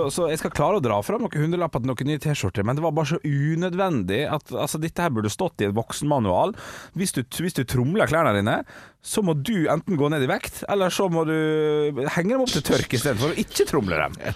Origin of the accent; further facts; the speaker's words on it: Jondal, Vestland, Norway; jeg er fra